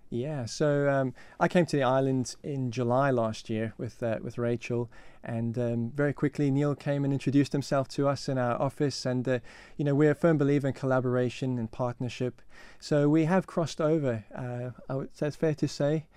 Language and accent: English; South Africa; moved away as an adult; now in Isle of Man; I come from South Africa, and, um, yeah, so that's where I grew up, that's where I was brought up